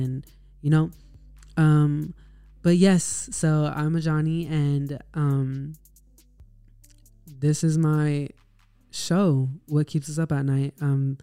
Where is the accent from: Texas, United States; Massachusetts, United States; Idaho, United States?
Texas, United States; I am from Texas.